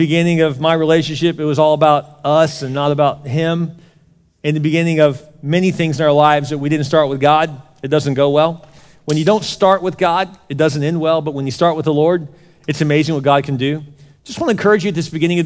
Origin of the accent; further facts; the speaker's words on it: Houston, Texas, United States; moved away; I grew up in Houston, South Houston. The first part of my life was down there right off of NASA Road 1